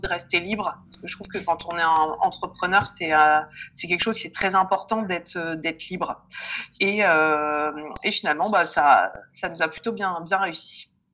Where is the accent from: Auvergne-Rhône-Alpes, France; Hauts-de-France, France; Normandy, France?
Hauts-de-France, France; Lille; also born or lived in Reims; je suis lilloise